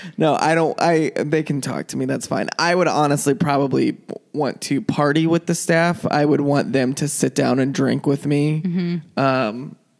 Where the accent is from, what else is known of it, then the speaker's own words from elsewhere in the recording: Shawnee, Kansas, United States; Kansas, Shawnee, Kansas specifically. Which is Kansas City, Kansas.